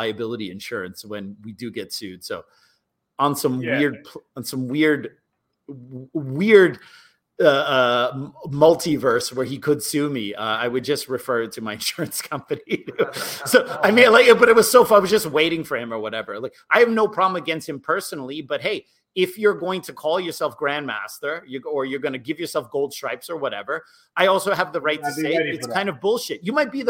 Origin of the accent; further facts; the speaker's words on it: United States; as an American